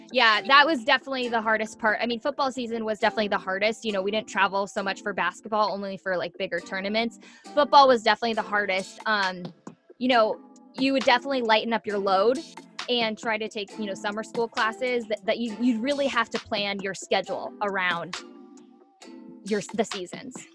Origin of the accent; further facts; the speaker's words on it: Orange County, California, United States; also born or lived in San Diego; I'm from Southern California. I grew up in Orange County all my life